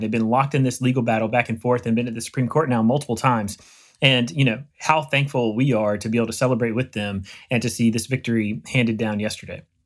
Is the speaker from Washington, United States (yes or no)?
no; Eastern North Carolina, United States; moved away; I grew up in Eastern North Carolina in A C C country